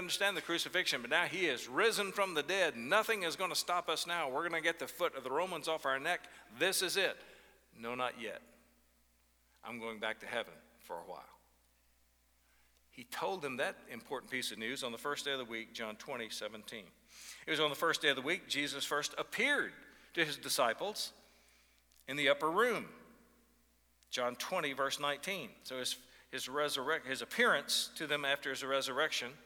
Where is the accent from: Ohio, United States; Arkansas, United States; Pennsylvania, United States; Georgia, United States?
Arkansas, United States; Northeast; moved away as an adult; also born or lived in Chicago suburbs; my hometown in Northeast Arkansas